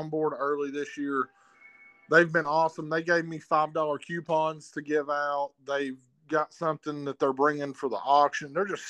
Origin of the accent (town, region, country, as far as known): Knoxville, Tennessee, United States; born or raised there